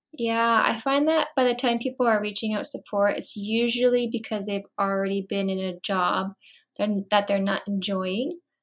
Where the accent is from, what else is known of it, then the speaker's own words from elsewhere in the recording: Florida, United States; moved away as an adult; also born or lived in Vancouver; I'm originally from Florida, so I worked in Florida, And then I moved to Vancouver